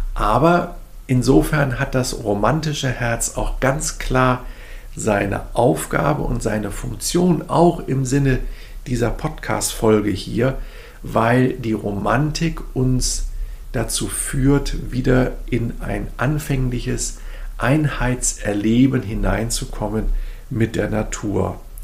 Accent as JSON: {"language": "German", "country": "Germany", "also_born_or_lived": "Sweden / Berlin", "said": "ich natürlich so als Deutscher"}